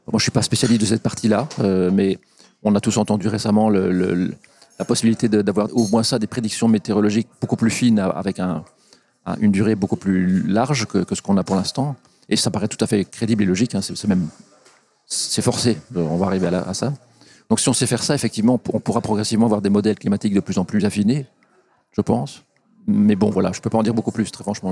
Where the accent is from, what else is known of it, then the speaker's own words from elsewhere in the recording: Belgium; ici chez nous en Belgique